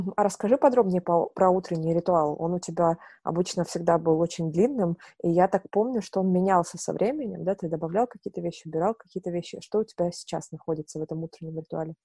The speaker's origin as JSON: {"language": "Russian", "town": "Novorossiysk", "region": "Krasnodar Krai", "country": "Russia", "tie": "born or raised there", "moved": "yes", "lives_now": "Moscow, Russia", "said": "я сама э, с юга, я родилась в Новороссийске, это э, юг Черное море, Краснодарский край. Вот, и когда я переехала в Москву"}